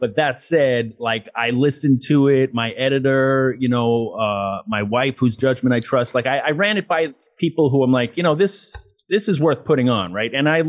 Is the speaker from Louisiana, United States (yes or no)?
no; Queens, New York, United States; cringing at my accent, which is funny. Cause like it's not like I went to finishing school or anything. It's just that over time and getting out of Queens, I guess in traveling a lot, you know, like my accent got tempered a little bit.